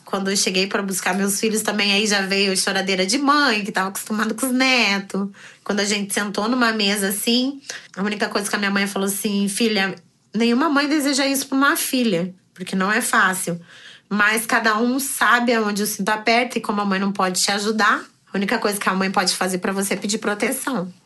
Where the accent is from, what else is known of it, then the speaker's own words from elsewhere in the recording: Curitiba, Paraná, Brazil; now in Rio de Janeiro, Brazil; Sou curitibana, mas atualmente moro no Rio de Janeiro.